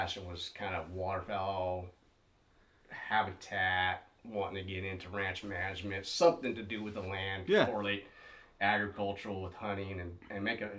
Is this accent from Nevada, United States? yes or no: yes; Las Vegas, Nevada, United States; Was going back to my whole waterfowl roots on growing up in Las Vegas.